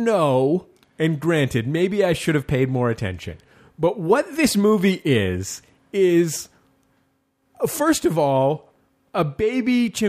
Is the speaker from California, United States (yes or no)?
yes; San Francisco, California, United States; it's set in San Francisco. That's my hometown.